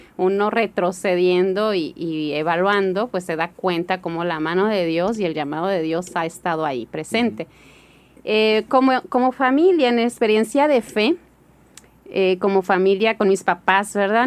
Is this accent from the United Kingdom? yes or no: no; Hermosillo, Sonora, Mexico; also born or lived in Kenya; me crié aquí en Hermosillo